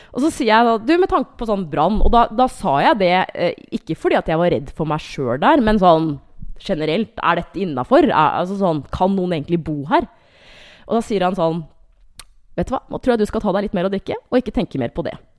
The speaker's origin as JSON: {"language": "Norwegian", "town": "Hamar", "region": "Innlandet", "country": "Norway", "said": "jeg er fra Hamar"}